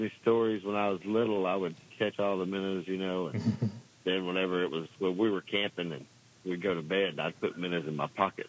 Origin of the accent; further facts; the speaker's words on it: Gordon, Texas, United States; But, yep, that's my hometown area.